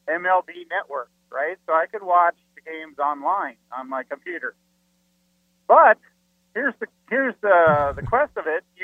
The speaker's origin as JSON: {"language": "English", "town": "Chicago", "region": "Illinois", "country": "United States", "tie": "born or raised there", "said": "I grew up in the Chicago area, so we had WGN as a superstation."}